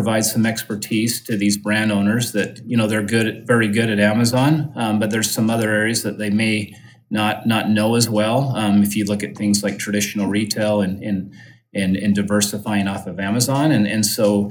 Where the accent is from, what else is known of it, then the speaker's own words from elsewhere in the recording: Utah, United States; I grew up in Utah. I'm based there just in the Salt Lake City area